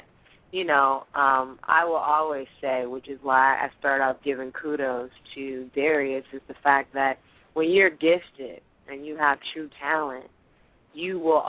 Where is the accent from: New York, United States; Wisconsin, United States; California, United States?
California, United States; Oakland; I mean, I'm from Oakland. I done seen, come on.